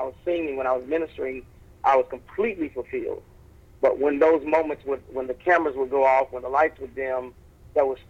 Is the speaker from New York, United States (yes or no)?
no; Arkansas, United States; moved away as an adult; also born or lived in Oklahoma / Little Rock, Arkansas; now in Chicago, United States; I grew up in Oklahoma and Arkansas. I was born in Little Rock, and my father and mother moved to Oklahoma for a short period of time. So I was there for a short season, and then we moved back to Arkansas when maybe I was 13 years old